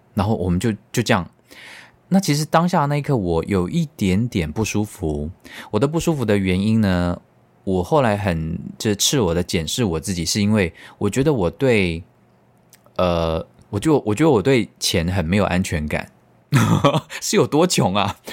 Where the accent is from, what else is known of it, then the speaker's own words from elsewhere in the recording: Tainan, Taiwan; 我们台南人就是非常的怕死